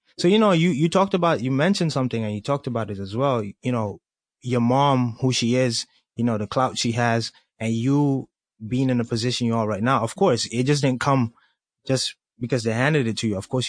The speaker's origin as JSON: {"language": "English", "country": "Colombia", "moved": "yes", "lives_now": "United States", "said": "I'm from Colombia, South America, but I happen to live in the U.S."}